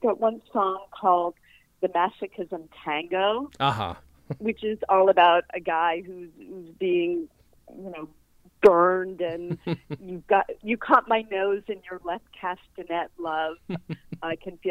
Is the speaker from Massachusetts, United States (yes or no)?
yes; Newton, Massachusetts, United States; moved away as an adult; also born or lived in New York; I grew up in Newton, Massachusetts